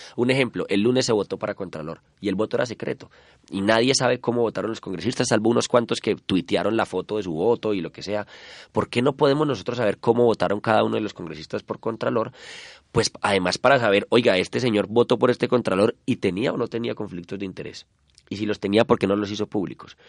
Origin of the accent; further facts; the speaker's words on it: Colombia; como colombianos